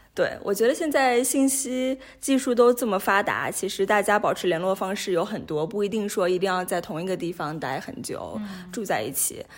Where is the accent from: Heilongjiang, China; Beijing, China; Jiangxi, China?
Jiangxi, China; Ganzhou; also born or lived in Hong Kong / United States / United Kingdom / Nigeria; now in Geneva, Switzerland; 我是来自江西赣州， 呃，是中国人，呃，然后在不同地方接受过教育，我在香港上过学，然后在美国，在英国念过书，呃，然后在尼日利亚上过班，也在日内瓦上过班，现在的话是回到了国际红十字日内瓦的总部